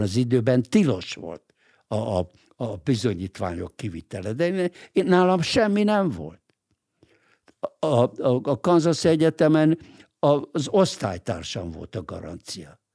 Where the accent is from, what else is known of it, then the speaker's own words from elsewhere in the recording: Budapest, Hungary; moved away as an adult; also born or lived in New York, United States; a 8. kerületben, ahol én egyébként születtem, én ott születtem. Én egy budapesti vagyok